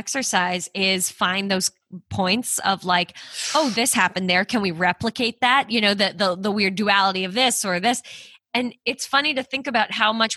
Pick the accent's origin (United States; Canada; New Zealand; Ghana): Canada; moved away; I'm Canadian